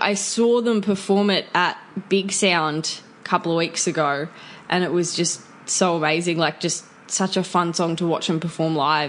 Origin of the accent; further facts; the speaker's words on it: Newcastle, North East England, United Kingdom; I am a musician from Newcastle.